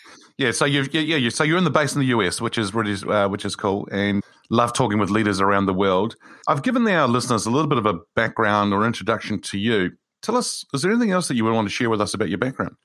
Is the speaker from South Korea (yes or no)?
no; New Zealand; as a New Zealander